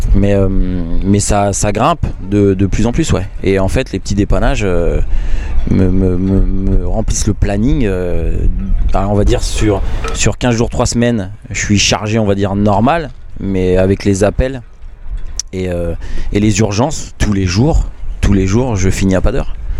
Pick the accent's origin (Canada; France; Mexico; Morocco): France; Picardy, Hauts-de-France; moved away as an adult; Né, en Picardie, euh, d'une maman martiniquaise, d'un papa belge